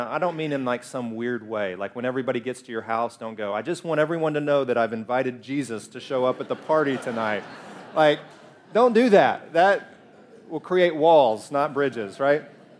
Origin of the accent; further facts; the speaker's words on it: Alabama, United States; No, I grew up in Alabama. Alabama? Yeah, I grew up in Alabama, where we fry everything. Everybody's a redneck. Like, I disguise my voice so you can't tell, but I am a redneck, too.